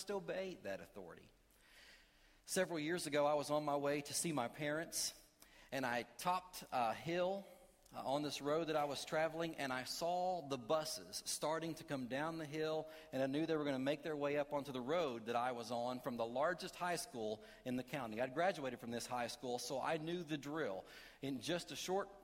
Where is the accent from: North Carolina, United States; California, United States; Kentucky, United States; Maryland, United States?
Kentucky, United States; I am from Kentucky